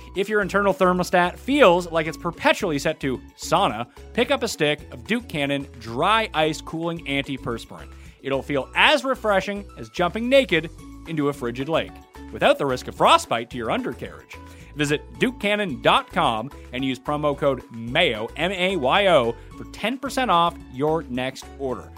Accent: Canada; we're Canadian.

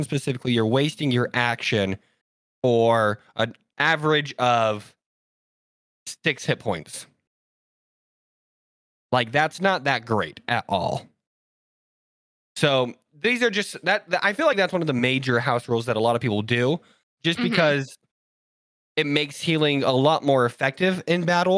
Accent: Utah, United States; They already know we're from Utah.

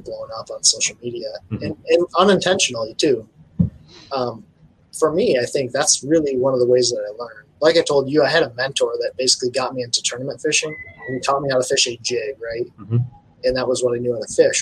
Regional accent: Michigan, United States; This is Michigan, and I'm from right here.

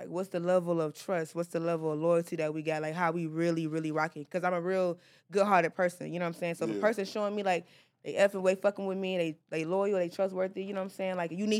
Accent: the South, United States; But again, like, I'm from the South, so, like, y'all minimum wage right here is what they get.

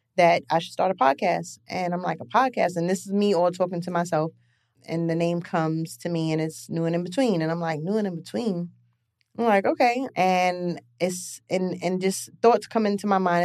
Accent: New York City, New York, United States; also born or lived in Lefrak City, Queens; I grew up in East Flatbush. From East Flatbush, I moved to Left Rack City

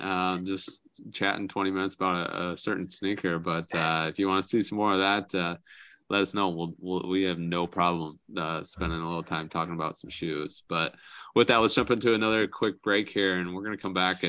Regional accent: Algona, Iowa, United States; moved away; back in my hometown of Algona

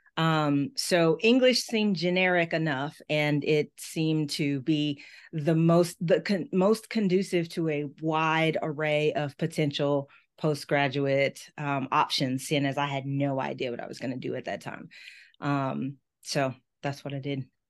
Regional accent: Memphis, Tennessee, United States; moved away as an adult; also born or lived in Miami / Washington, D.C.; the University of Memphis, my hometown school

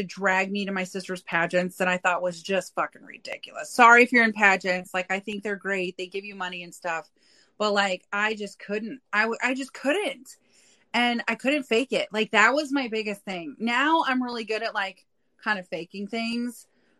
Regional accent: South Dakota, United States; moved away; I grew up in South Dakota

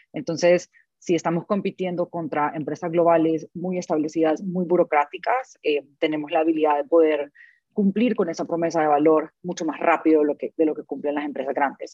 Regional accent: El Salvador; soy del Salvador

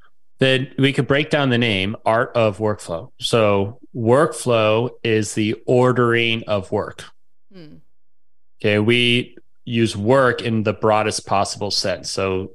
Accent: Arlington, Virginia, United States; Virginia boy. I was born in Arlington Hospital.

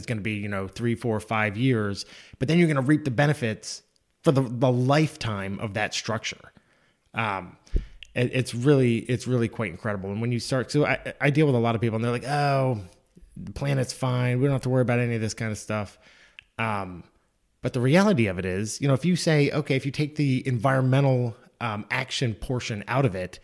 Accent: Mount Airy, Maryland, United States; I grew up in Mount Airy, Maryland, in the United States, obviously.

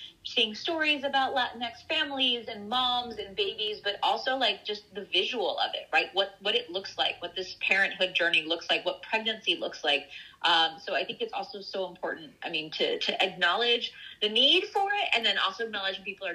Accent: Fort Worth, Texas, United States; So I was born in Fort Worth, Texas.

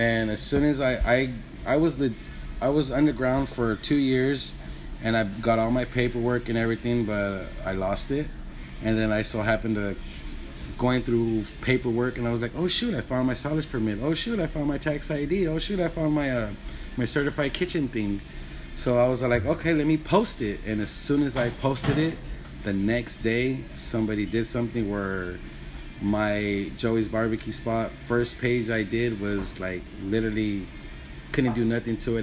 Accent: Wilmington, California, United States; also born or lived in Houston, Texas; I was born and raised in Wilmington. Went to Wilmington Park Elementary. Went to Wilmington Junior High, uh-huh. and then I went to Phineas Banning High School

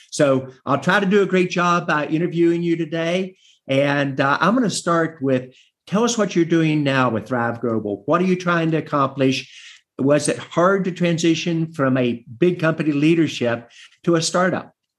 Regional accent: West Virginia, United States; in my home state of West Virginia

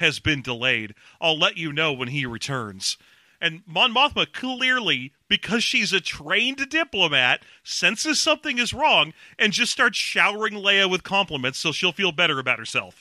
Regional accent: Los Angeles, California, United States; I grew up in Los Angeles

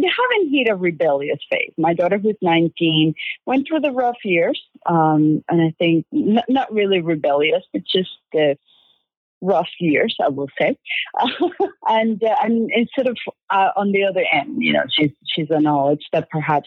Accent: Venezuela; English is a second language; moved away as an adult; also born or lived in Greensboro, North Carolina / Philadelphia; now in San Diego, United States; I'm originally from Venezuela

